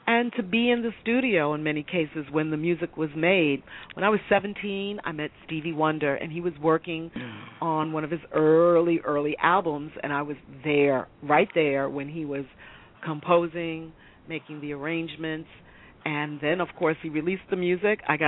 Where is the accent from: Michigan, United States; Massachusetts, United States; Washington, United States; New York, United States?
New York, United States; New York City; I grew up in the Bronx as a small child